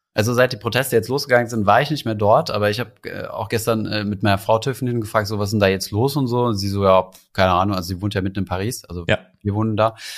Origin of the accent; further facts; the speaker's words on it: Germany; hier bei uns in Deutschland